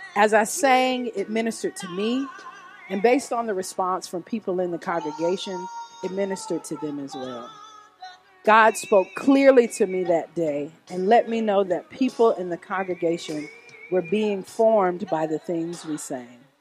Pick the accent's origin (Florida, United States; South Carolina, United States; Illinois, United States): Illinois, United States; Oak Park; I was born in Oak Park, Illinois, a suburb west of Chicago